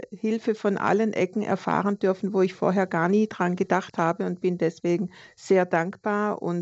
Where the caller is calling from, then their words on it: Konstanz, Baden-Württemberg, Germany; Guten Tag, hier ist … aus Konstanz.